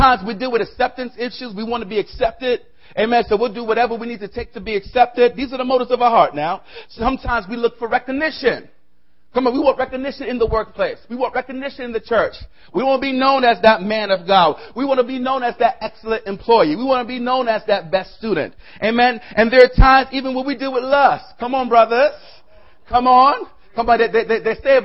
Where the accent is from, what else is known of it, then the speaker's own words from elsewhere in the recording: New York City, New York, United States; I'm originally from the South Bronx